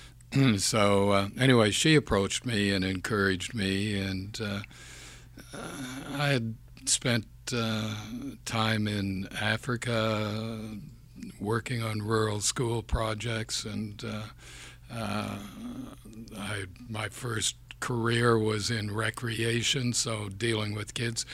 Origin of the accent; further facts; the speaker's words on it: Campbell's Bay, Quebec, Canada; first language English; moved away; also born or lived in Montreal / Toronto; born in Campbell's Bay, Quebec, which is in the Ottawa Valley, sixty miles upriver from the city of Ottawa, on the Quebec side.